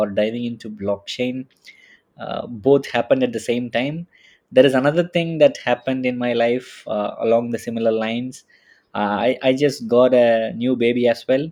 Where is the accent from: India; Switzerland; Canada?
India; now in Munich, Germany; I'm a Indian living in Munich